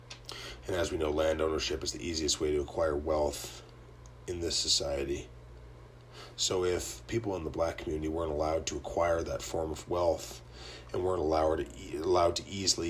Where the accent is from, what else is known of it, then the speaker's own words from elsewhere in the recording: Canada; I'm Canadian